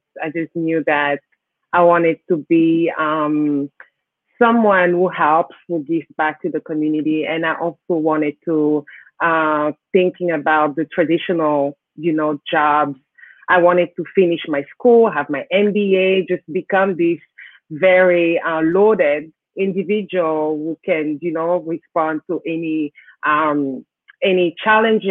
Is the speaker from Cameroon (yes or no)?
yes; Kribi, South, Cameroon; now in Canada; That's my hometown. It's called Kribi.